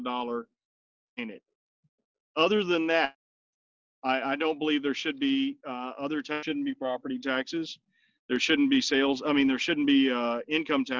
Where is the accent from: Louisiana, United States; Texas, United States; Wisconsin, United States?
Louisiana, United States; South; now in West Virginia, United States; where I grew up in South Louisiana